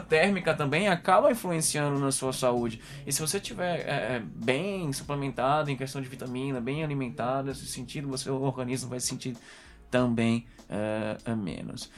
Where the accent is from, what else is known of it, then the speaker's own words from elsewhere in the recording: Maceió, Alagoas, Brazil; moved away as an adult; now in Coimbra, Portugal; eu sou de Maceió, Alagoas, Nordeste